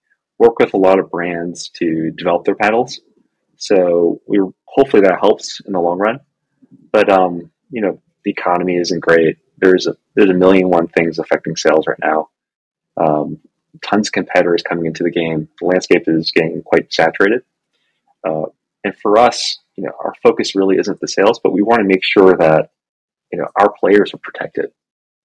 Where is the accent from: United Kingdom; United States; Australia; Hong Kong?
Hong Kong; moved away; I'm Chinese. I'm originally from Hong Kong.